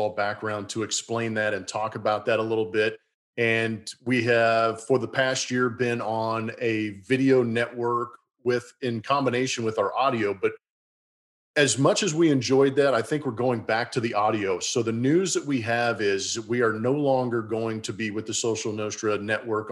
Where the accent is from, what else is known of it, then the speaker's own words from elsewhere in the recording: California, United States; now in Houston, United States; I'm a Californian who moved to Houston